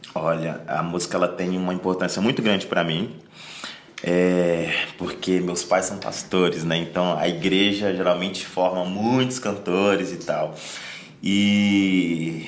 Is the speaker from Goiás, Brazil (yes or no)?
yes; Rio Verde, Goiás, Brazil; moved away as an adult; now in São Paulo, Brazil; de Goiás, rapaz, de uma cidadezinha chamada Rio Verde. Então o pessoal lá é bem conserva é conservador